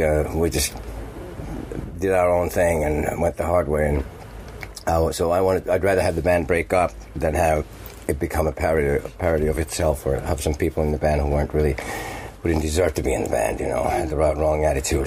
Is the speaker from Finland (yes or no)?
yes; Finland; English is a second language; moved away as an adult; also born or lived in Manhattan, New York, United States; I'm from Finland